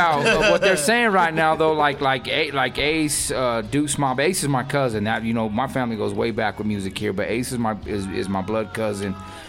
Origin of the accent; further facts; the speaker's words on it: Denver, Colorado, United States; we're from Denver.